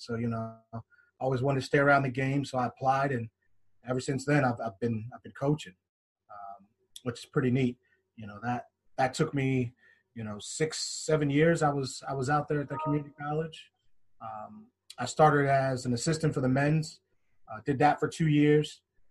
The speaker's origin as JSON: {"language": "English", "area": "Harford County", "region": "Maryland", "country": "United States", "tie": "born or raised there", "moved": "yes", "said": "originally I'm from Maryland, Harford County, Maryland. Played soccer out there all my life growing up."}